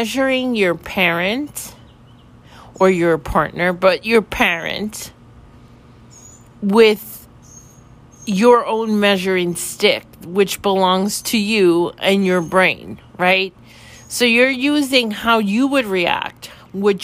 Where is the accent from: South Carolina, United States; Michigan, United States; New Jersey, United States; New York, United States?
New York, United States; New York City; now in Florida, United States; I'm originally from New York City